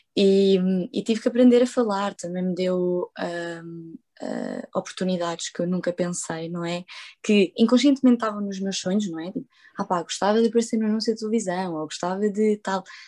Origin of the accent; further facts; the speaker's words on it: Portugal; first language Portuguese and Spanish; Sou portuguesa e espanhola, falo as duas línguas em casa. Uh, para quem não sabe, eu nasci em Portugal